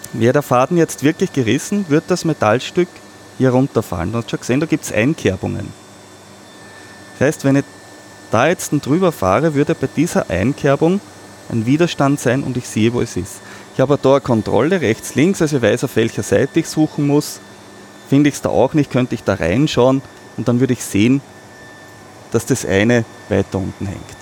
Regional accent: Austria; bei uns in Österreich

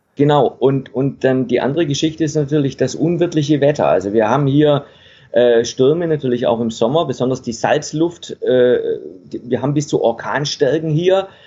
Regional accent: Stuttgart area, Baden-Württemberg, Germany; moved away as an adult; now in Denmark; ursprünglich komme ich aus dem Stuttgarter Raum. Ja. Das ein bisschen teilweise, ne? Und bayerisch, äh, äh, baden-württembergischen Raum, in dem Raum bin ich groß geworden

